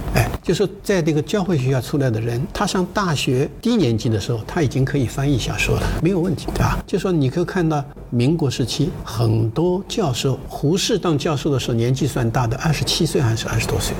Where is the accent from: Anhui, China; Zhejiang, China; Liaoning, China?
Zhejiang, China; Shaoxing; also born or lived in Heilongjiang; now in Shenzhen, China; 我妈妈呢就抱着我，才生下来一两个小时嘛，嗯嗯，我妈妈是产妇，抱着我坐船，绍兴是水乡嘛，都是河道，坐船逃难了